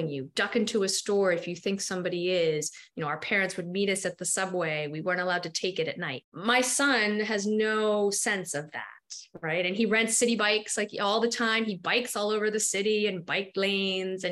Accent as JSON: {"language": "English", "town": "New York City", "region": "New York", "country": "United States", "tie": "born or raised there", "said": "I grew up near Union Square"}